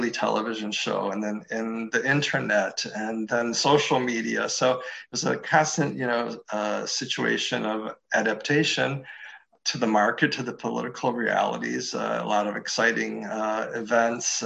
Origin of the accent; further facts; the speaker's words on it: Cleveland, Ohio, United States; moved away as an adult; also born or lived in Ann Arbor, Michigan; now in Washington, DC, United States; I was born in Cleveland, grew up in the Cleveland area